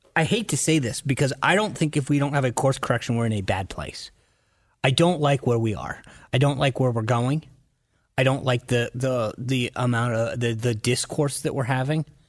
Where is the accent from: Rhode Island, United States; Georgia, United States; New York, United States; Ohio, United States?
Rhode Island, United States; moved away as an adult; also born or lived in Washington, D.C.; I grew up in Rhode Island in a family that voted